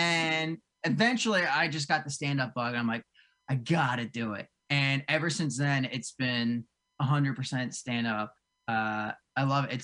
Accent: Cherry Hill, New Jersey, United States; now in North Jersey, United States; I grew up in South Jersey. I grew up right outside of, like Cherry Hill, way down south

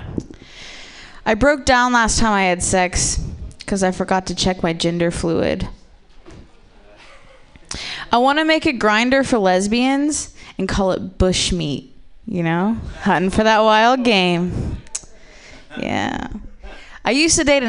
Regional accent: Ohio, United States; I'm from the Midwest, but I'm actually from Ohio

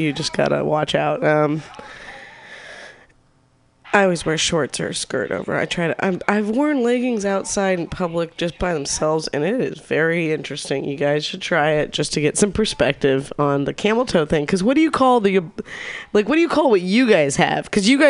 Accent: Newton, Massachusetts, United States; I just, I grew up in Newton. Yeah. There are a lot of naked people.

